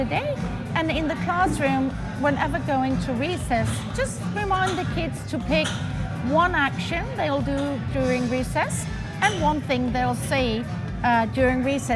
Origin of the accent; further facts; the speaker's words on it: Denmark; I'm from Denmark.